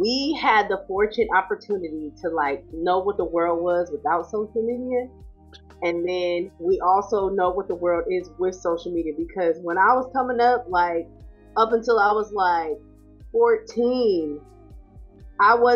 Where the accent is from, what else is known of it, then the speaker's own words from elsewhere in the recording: Sacramento, California, United States; moved away as an adult; also born or lived in San Jose, California; now in the Carolinas, United States; I'm originally from California. I was raised in Sacramento, California